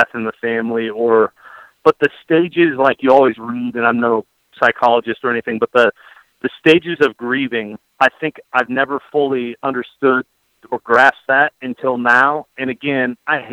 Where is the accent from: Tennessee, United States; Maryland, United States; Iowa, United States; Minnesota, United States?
Iowa, United States; now in Oxford, United States; I grew up in Iowa